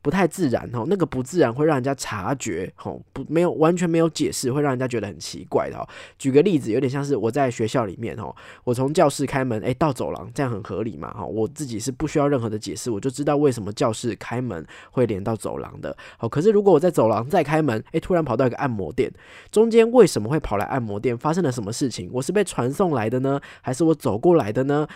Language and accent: Chinese; Taipei, Taiwan; 身为一个台北人